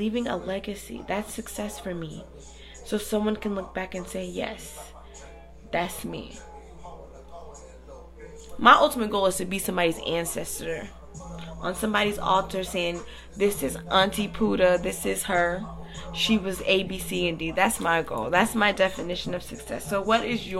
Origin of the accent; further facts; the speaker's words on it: United States; as a child, growing up in the American system